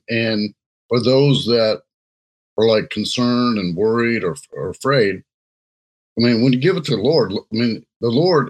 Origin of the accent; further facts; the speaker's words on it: Jamaica; Hey, I'm Jamaican, so sometimes they bad.